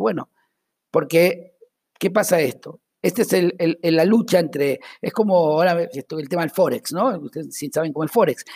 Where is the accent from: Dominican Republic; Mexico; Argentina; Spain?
Argentina; accent: Argentine